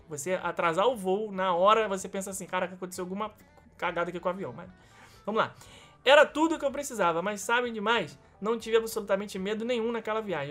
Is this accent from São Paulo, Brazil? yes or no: no; Rio de Janeiro, Brazil; pra gente nascido e criado no Rio